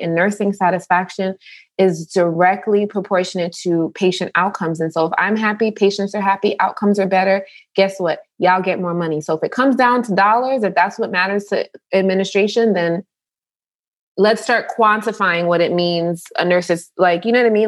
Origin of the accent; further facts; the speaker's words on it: New York, United States; I grew up in New York